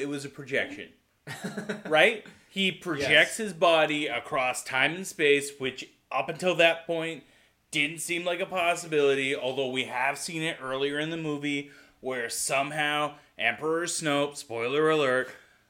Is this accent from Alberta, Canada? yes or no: no; Ontario, Canada; Like, rural Ontario. Super rural Ontario.